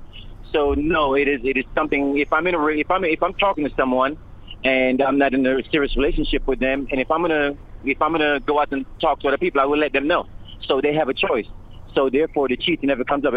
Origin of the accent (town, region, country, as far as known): Jamaica; born or raised there